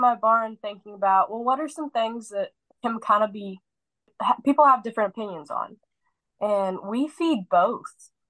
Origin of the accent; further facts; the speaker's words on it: Texas, United States; I'm from Texas